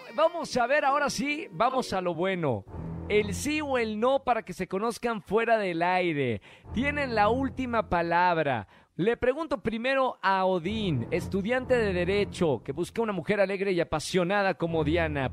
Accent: Monterrey, Nuevo León, Mexico; now in Mexico City, Mexico; estamos en mi tierra, en Monterrey, al norte de México

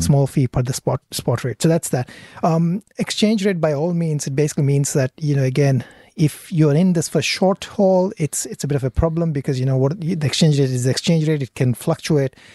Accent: India; now in Australia; I come from India

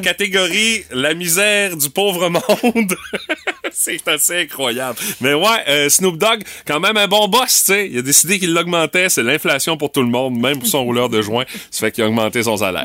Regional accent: Quebec, Canada; chez nous au Québec et au Canada

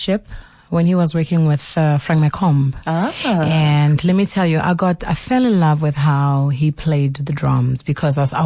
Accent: South Africa; I'm South African.

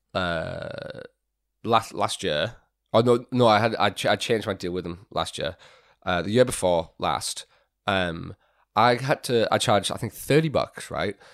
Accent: Fremantle, Western Australia, Australia; moved away; also born or lived in England; I grew up in Fremantle

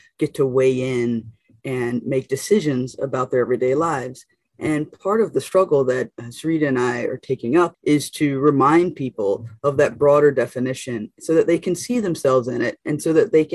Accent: North Carolina, United States; I'm a Black woman from North Carolina, from the South

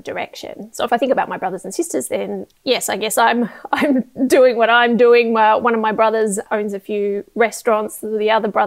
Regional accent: Tasmania, Australia; I grew up in Tasmania.

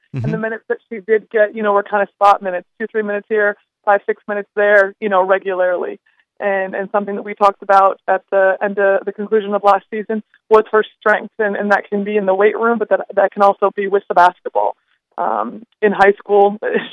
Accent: Bloomington, Minnesota, United States; moved away as an adult; now in Fargo, United States; I am from the Twin Cities. I grew up in Bloomington and graduated from Bloomington Jefferson High School.

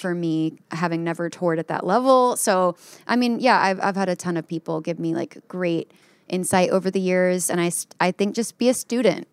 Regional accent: North Texas, United States; my neck of the woods in North Texas

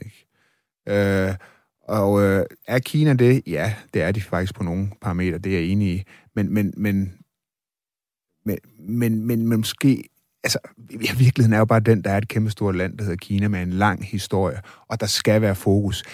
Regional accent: Denmark; vi er selvfølgelig også fra Danmark

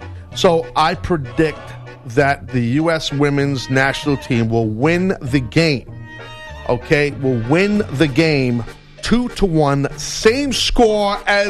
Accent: United States; I'm a proud American.

